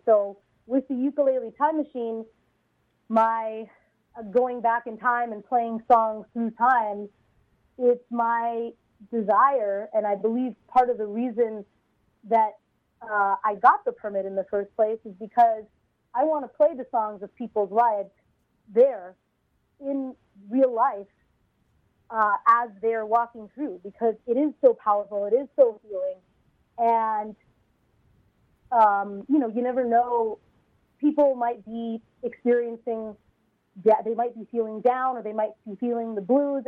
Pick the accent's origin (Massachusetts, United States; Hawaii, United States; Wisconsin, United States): Hawaii, United States; Honolulu; also born or lived in California; now in New York City, United States; I grew up in Honolulu, Hawaii, and in fact, that's where my parents still are today. Uh, I, re- I was technically born in California, but I have no memory of that time.